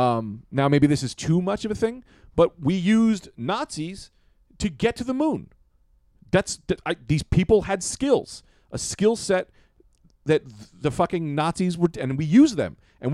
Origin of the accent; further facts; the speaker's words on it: Boston, Massachusetts, United States; It's, I grew up in Boston. We say fag a lot.